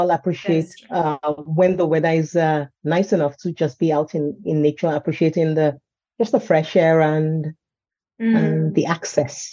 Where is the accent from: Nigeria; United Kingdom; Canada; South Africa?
Nigeria; also born or lived in United States / Sweden; now in Stockholm, Sweden; my cultural roots are in Nigeria. I mean, that's where I grew up